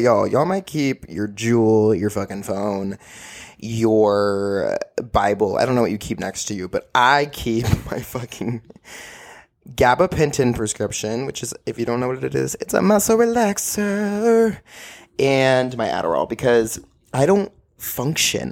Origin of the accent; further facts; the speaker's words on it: Austin, Texas, United States; moved away as an adult; also born or lived in Orange, California; Austin is a place that's gonna be there for me and will always be there for me, and I have family and dogs and my grandparents are here, and it's just an awesome place, and I love my hometown